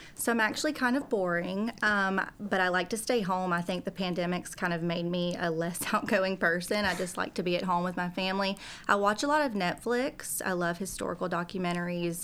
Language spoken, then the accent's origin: English; South Georgia, United States; moved away as an adult; now in Tennessee, United States; I'm from South Georgia originally